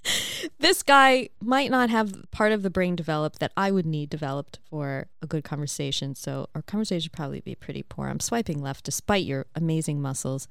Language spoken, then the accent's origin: English; New York, United States; now in Australia; I'm in Australia from New York